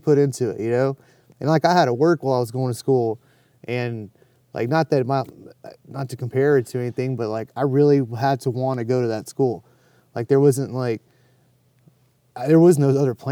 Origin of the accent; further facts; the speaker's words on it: Dallas, Texas, United States; also born or lived in Phoenix, Arizona; I grew up in West Dallas